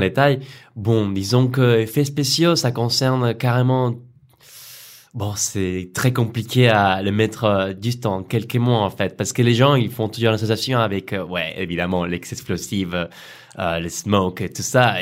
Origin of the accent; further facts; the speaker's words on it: Colombia; French is a second language; moved away as an adult; also born or lived in Arles, France; now in France; je viens de Colombie